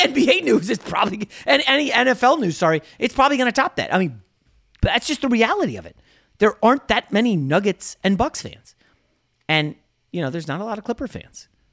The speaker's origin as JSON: {"language": "English", "region": "Northern Virginia", "country": "United States", "tie": "born or raised there", "also_born_or_lived": "New York", "moved": "yes", "lives_now": "Los Angeles, United States", "said": "I grew up in Northern Virginia"}